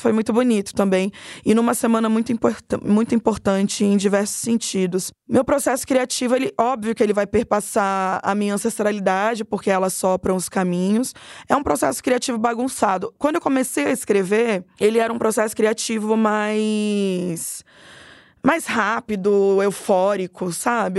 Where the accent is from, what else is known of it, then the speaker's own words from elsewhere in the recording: Cuiabá, Mato Grosso, Brazil; moved away as an adult; now in São Paulo, Brazil; Como eu venho de Cuiabá para São Paulo